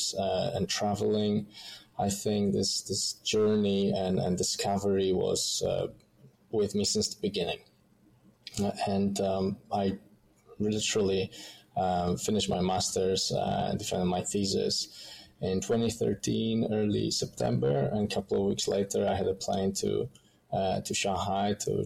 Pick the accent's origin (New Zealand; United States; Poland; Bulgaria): Poland; moved away as an adult; now in Melbourne, Australia; I come from Poland, Eastern Europe